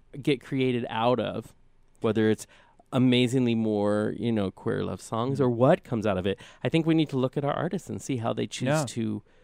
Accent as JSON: {"language": "English", "region": "Colorado", "country": "United States", "tie": "born or raised there", "moved": "yes", "lives_now": "Spokane, United States", "said": "I grew up, not in Boulder, but in Colorado, in Pueblo, Colorado Springs, Denver area. Yes, it's absolutely gorgeous down there."}